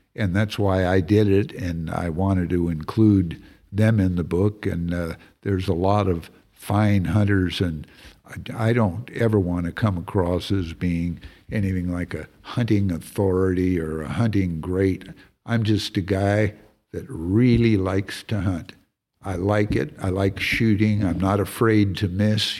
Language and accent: English; California, United States; also born or lived in Texas; now in Montana, United States; I'm from California originally